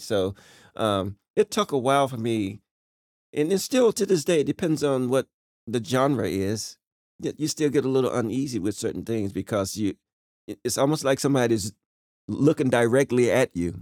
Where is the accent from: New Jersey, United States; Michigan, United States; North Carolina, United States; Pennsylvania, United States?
North Carolina, United States; Rocky Mount; moved away; I was born right in Rocky Mount, North Carolina